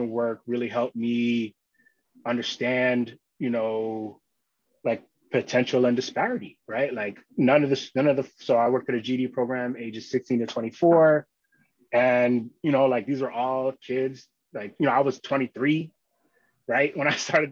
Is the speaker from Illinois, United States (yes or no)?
no; New York City, New York, United States; also born or lived in Long Island, New York / Boston, Massachusetts; I grew up in Queens, and then we moved to Long Island for high school